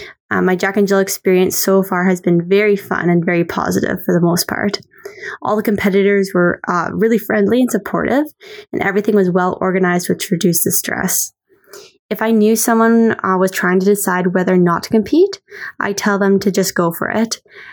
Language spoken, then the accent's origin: English; Alberta, Canada; now in Montreal, Canada; I recently moved to Montreal, Quebec, but previously I grew up in Alberta.